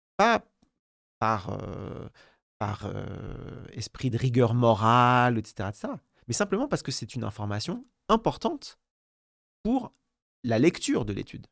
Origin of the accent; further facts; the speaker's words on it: France; chez nous en France